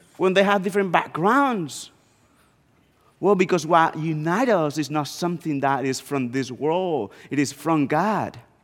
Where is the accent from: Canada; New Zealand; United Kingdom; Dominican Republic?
Dominican Republic; northeast Dominican Republic; moved away; I was born and raised in the Dominican Republic, and I, I grew up in a small town in the northeast part of the country.